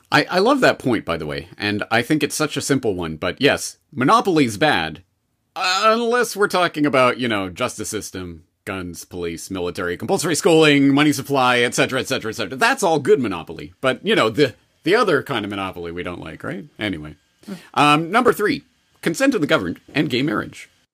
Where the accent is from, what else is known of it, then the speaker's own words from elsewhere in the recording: Canada; Myself, as a Canadian, I was brought up in the Canadian indoctrination system